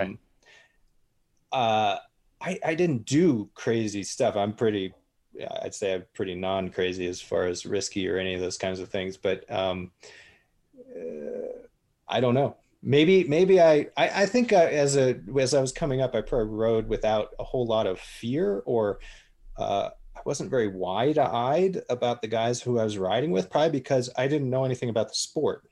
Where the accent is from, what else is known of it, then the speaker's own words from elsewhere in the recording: United States; moved away as an adult; also born or lived in Spain; coming over as an American.